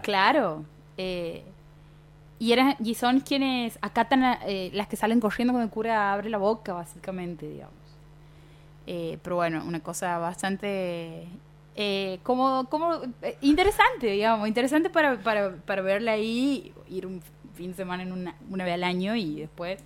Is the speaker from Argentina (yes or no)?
yes; Fernández, Santiago del Estero, Argentina; soy de Fernández, el bautismo era en Fernández